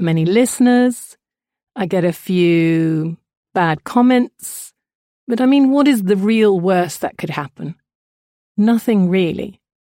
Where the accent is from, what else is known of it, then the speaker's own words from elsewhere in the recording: Jordan; I was brought up in Jordan, to a mother who is British and a father who is Jordanian of Kurdish origin.